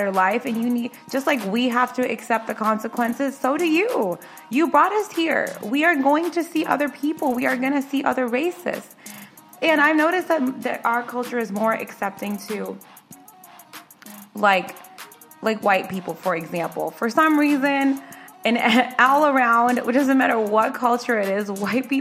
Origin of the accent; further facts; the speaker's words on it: United States; we're born here, so we're American, but we are American at the end of the day